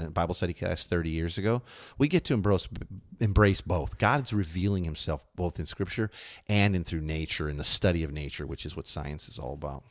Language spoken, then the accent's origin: English; Chicago, Illinois, United States; moved away; When I grew up in Chicago